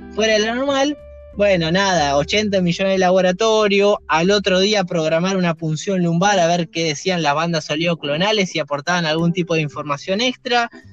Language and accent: Spanish; Buenos Aires, Argentina; soy nacido en Capital Federal y bueno, nada, trabajé mucho tiempo en provincia, pero vivo también, nací y vivo en Capital Federal